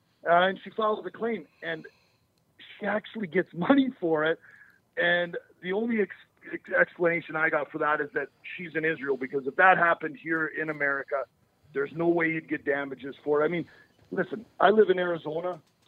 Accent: Canada; I'm from Canada. Obviously, you guys, Minnesota. I mean, the weather forecast when I grew up was never accurate.

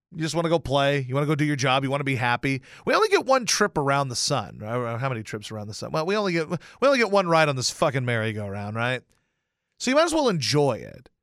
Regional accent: Louisiana, United States; I grew up in Louisiana

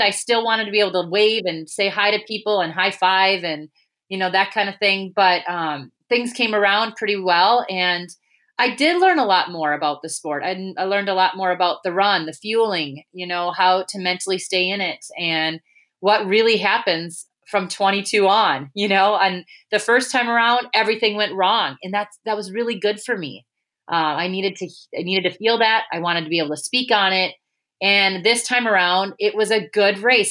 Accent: United States; we're American

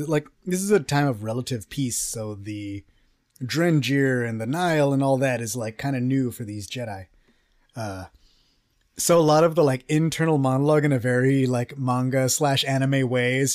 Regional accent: Texas, United States; I'm from Texas

